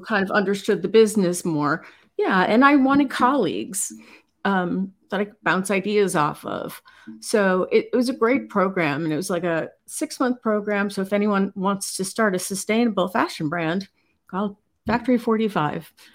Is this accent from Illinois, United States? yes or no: yes; Chicago, Illinois, United States; moved away; I'm originally from Chicago